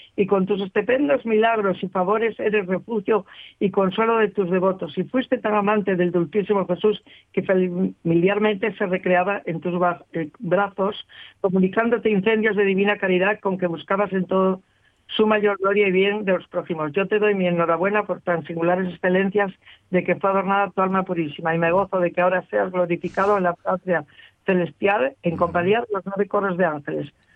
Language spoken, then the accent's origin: Spanish; Cangas de Onís, Asturias, Spain; los que somos de Cangas